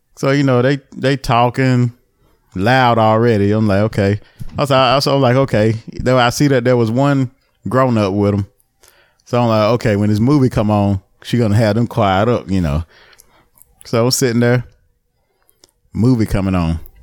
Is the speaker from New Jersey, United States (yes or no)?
no; the town next to Albemarle, North Carolina, United States; my hometown. Well, not my hometown, the next town over, Albemarle